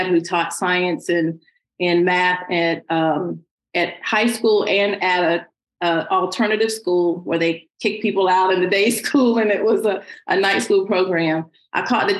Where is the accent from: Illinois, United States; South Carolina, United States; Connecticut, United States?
South Carolina, United States; Greenville; moved away as an adult; also born or lived in Ridgeland, South Carolina / Pennsylvania; now in Atlanta, United States; I am a grits girl raised in the South by way of Greenville, South Carolina. I grew up in Greenville